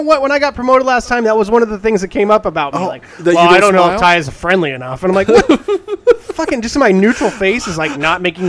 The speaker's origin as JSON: {"language": "English", "region": "Alaska", "country": "United States", "said": "I'm from Alaska."}